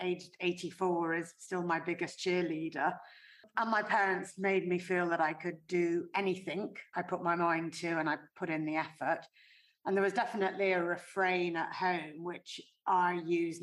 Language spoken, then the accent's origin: English; North West England, United Kingdom; I grew up in the Northwest. My parents both worked. They worked in Liverpool.